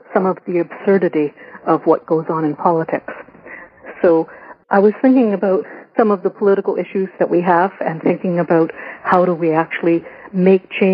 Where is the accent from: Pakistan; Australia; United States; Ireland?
Ireland; I'm Irish, and I actually grew up singing Irish traditional music